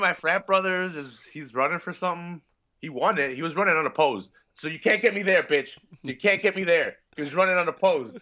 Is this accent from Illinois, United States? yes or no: yes; Chicago, Illinois, United States; I'm from Chicago.